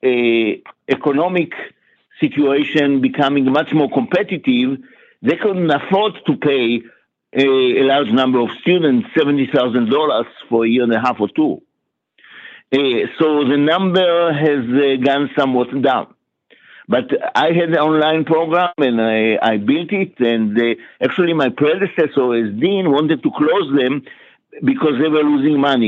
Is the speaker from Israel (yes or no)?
yes; Israel; moved away as an adult; also born or lived in New York, United States; now in Atlanta, United States; I was born in Israel, and I lived my first 25 years in Israel.